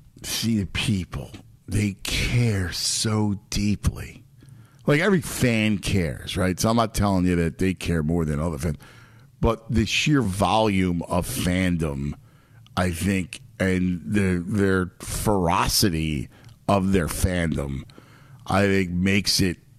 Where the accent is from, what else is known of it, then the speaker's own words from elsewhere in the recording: Philadelphia, Pennsylvania, United States; it's my hometown, so yeah, I grew up there and I love it and it's part of who I am.